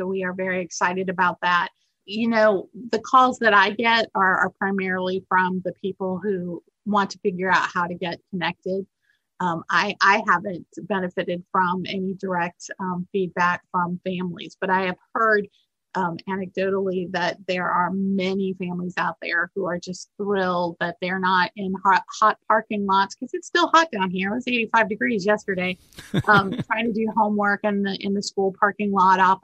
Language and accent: English; Minneapolis, Minnesota, United States; now in Alabama, United States; I'm actually from Minnesota, Minneapolis